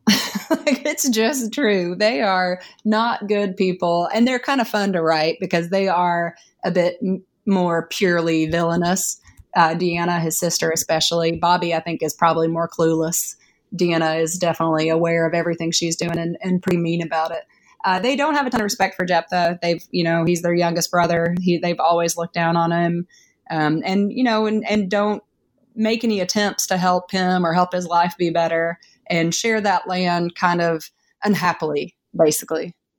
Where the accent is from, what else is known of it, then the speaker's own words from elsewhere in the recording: East Tennessee, United States; now in Massachusetts, United States; It's where I grew up. I grew up in East Tennessee in the mountains.